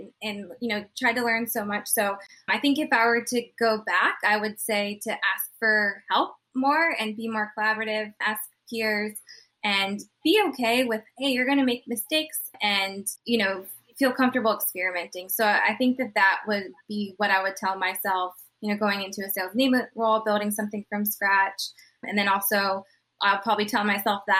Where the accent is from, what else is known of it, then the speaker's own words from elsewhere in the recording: Charleston, South Carolina, United States; I'm from Charleston, South Carolina